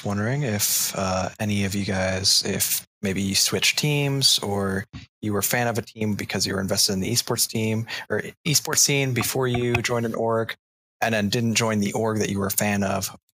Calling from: Pennsylvania, United States; Calling from the Commonwealth of Pennsylvania outside of Philadelphia.

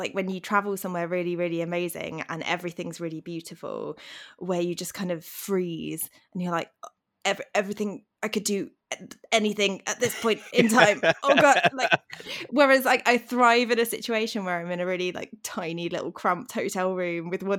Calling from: Derby, East Midlands, United Kingdom; I'm in Derby, England.

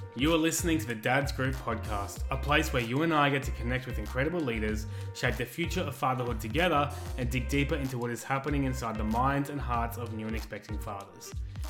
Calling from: Albury-Wodonga, Australia; I'm from Albury-Wodonga, still.

